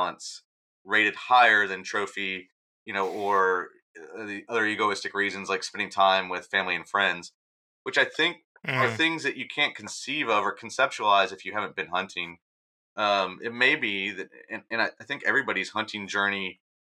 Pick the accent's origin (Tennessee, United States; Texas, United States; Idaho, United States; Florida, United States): Texas, United States; the people I grew up with in Texas